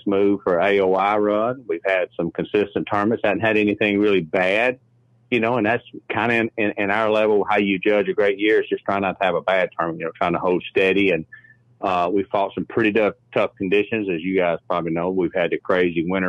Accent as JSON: {"language": "English", "town": "Guntersville", "region": "Alabama", "country": "United States", "said": "I'm from Gunnersville, Alabama. Live right here on the lake."}